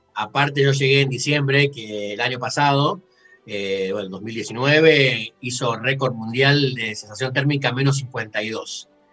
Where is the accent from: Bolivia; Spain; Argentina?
Argentina; Rosario, Santa Fe; moved away as an adult; also born or lived in Mexico / Canada; now in Edmonton, Canada; yo soy de Rosario